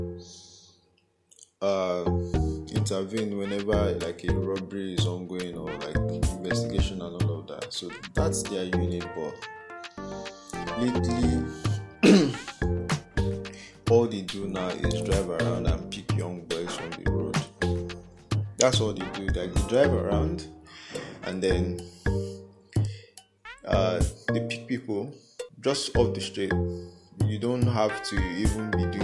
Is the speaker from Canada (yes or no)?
no; Nigeria